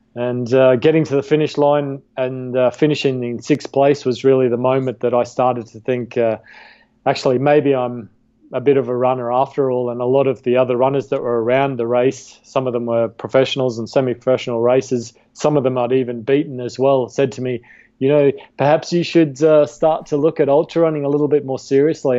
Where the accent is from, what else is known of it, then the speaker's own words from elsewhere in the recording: Australia; I was a competitive uh, cricket player, golf player, and hockey player where I grew up in Australia uh, as a kid